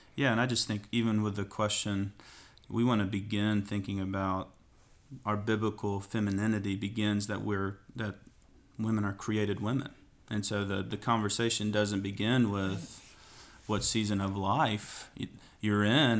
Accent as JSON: {"language": "English", "town": "Athens", "region": "Tennessee", "country": "United States", "tie": "born or raised there", "lives_now": "Knoxville, United States", "said": "Grew up in Athens, Tennessee, where we just planted the church. So I was born here in Knoxville, and then, uh, went down there for the rest of my life"}